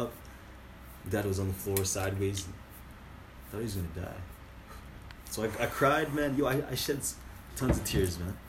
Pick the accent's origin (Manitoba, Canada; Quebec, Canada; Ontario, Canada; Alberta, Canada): Alberta, Canada; Calgary; born or raised there